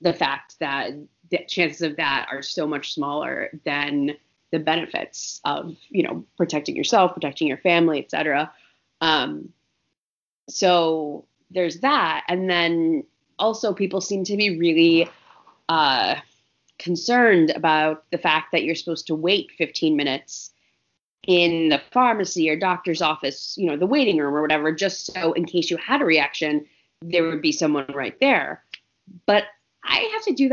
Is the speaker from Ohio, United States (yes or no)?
yes; Ohio, United States; now in New York, United States; I'm originally from Ohio